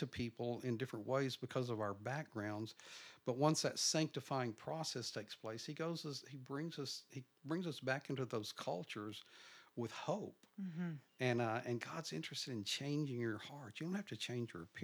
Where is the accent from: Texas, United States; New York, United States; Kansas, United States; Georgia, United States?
Texas, United States; Nocona; now in Dallas, United States; I grew up in Nocona